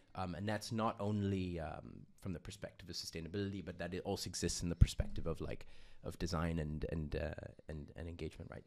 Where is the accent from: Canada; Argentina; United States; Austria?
Austria; also born or lived in Uganda; I was born and I grew up in Austria